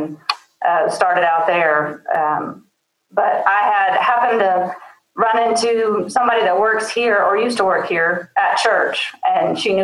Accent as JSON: {"language": "English", "region": "Alabama", "country": "United States", "tie": "born or raised there", "also_born_or_lived": "Mississippi", "moved": "as an adult", "lives_now": "Oklahoma, United States", "said": "I grew up in Alabama and moved out here 2004"}